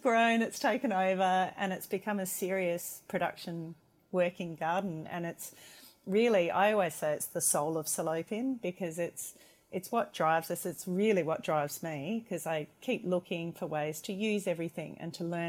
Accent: McLaren Vale, South Australia, Australia; moved away as an adult; also born or lived in Hobart / Melbourne

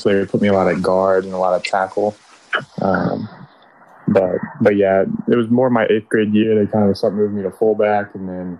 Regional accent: Nashville, Tennessee, United States; I'm from Nashville, Tennessee

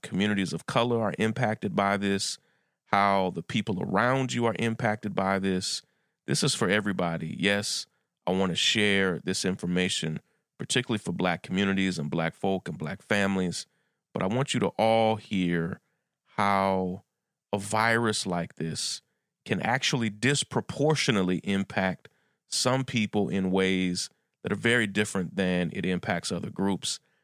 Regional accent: Lexington, Kentucky, United States; now in Brooklyn, United States; I'm from Lexington, where U K is

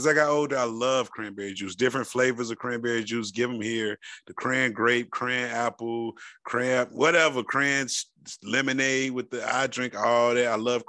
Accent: the South, United States; Man, come on, I'm from the South, man.

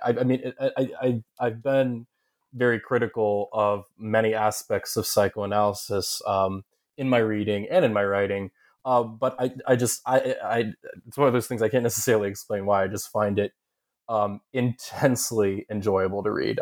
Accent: Southern Ohio, United States; moved away as an adult; also born or lived in upstate New York / Kentucky / Massachusetts / Connecticut; I grew up in Southern Ohio, uh, though I'm from ups, upstate New York

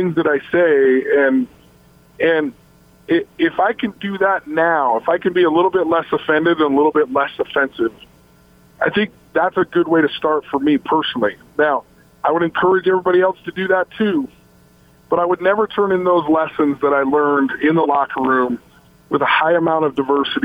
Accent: Logan, Utah, United States; born or raised there; moved away as an adult; also born or lived in Salt Lake City, Utah

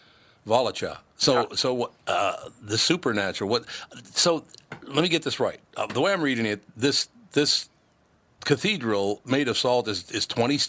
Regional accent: Minnesota, United States; we don't have any of that stuff where I grew up in Minnesota.

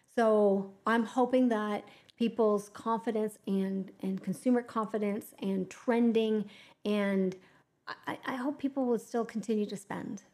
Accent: Canada; we're Canadian

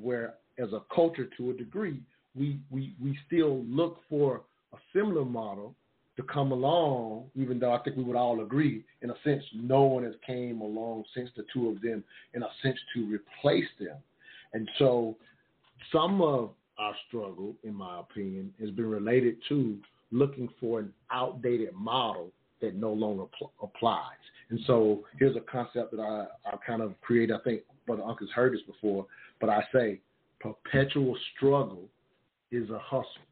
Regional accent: the South, United States; Grew up in the South

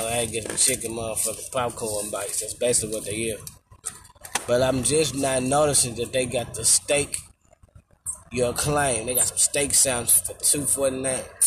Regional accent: Memphis, Tennessee, United States; In Memphis, man, I don't know, it's just something about us

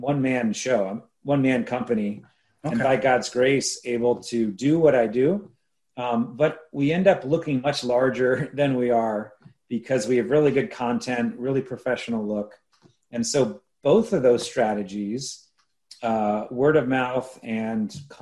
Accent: State College, Pennsylvania, United States; Penn State's the large university in my hometown

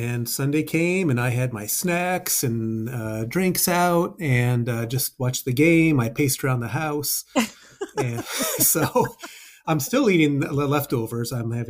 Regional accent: Chicago, Illinois, United States; moved away as an adult; now in Cincinnati, United States; And Pat, I grew up in Chicago

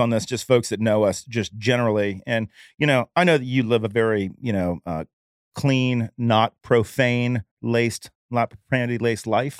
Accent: Jacksonville, Florida, United States; I'm from Jacksonville

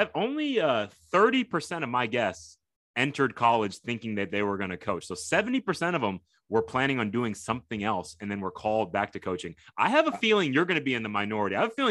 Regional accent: Tokyo, Japan; born there; moved away; I was born in Tokyo, Japan. So wow. I'm half Japanese. My mom's Japanese.

